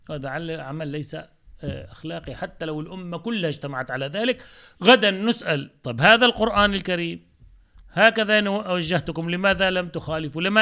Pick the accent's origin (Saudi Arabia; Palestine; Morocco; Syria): Palestine; أنا {S0} مسلم أه عربي فأنا فلسطيني آه، جزء لا يتجزأ من هذا الشعب هذا شعبي وهذه لغتي وأحمد الله سبحانه وتعالى أني ولدت, ولدت في بيت عربي فلسطيني